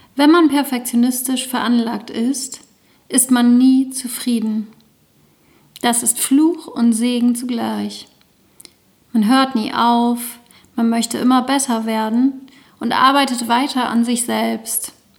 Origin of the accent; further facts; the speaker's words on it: the East, East Germany, Germany; now in Lüneburg, Germany; Durch meine Kindheit im Osten